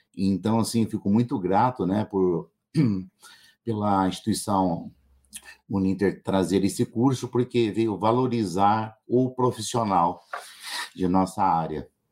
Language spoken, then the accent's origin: Portuguese; Ribeirão Preto, São Paulo, Brazil; eu sou da cidade de Ribeirão Preto